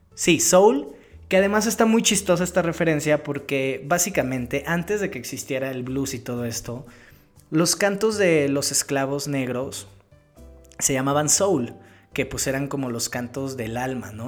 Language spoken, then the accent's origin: Spanish; Mexico; como latino, crecido en Latinoamérica, en México